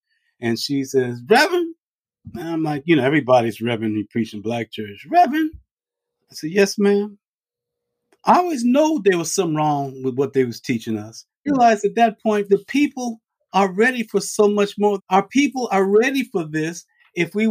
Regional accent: Farmville, Virginia, United States; I was born in Farmville, Virginia. My folk are all country folks

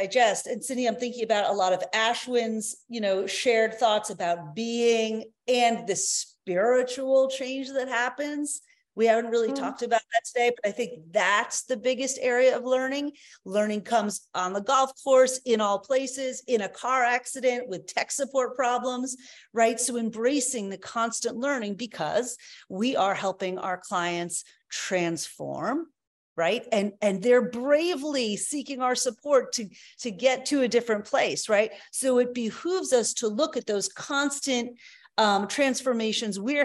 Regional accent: United States; I grew up in the United States

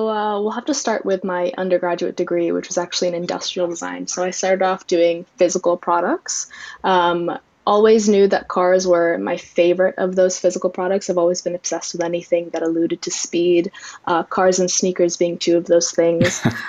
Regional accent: New Jersey, United States; moved away; I'm originally from New Jersey

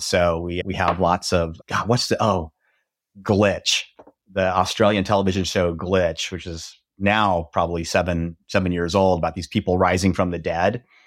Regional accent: Nebraska, United States; also born or lived in Texas; now in Dallas, United States; I grew up in Nebraska

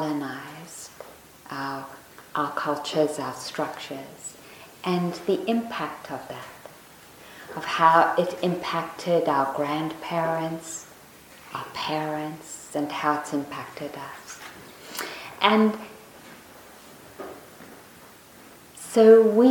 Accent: South Africa; moved away; the school I went to when I was growing up in South Africa

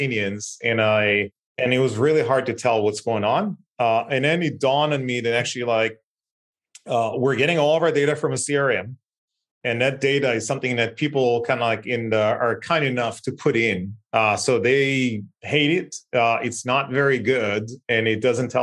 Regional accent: Israel; I was born and raised in Israel, like northest city in the country, small town

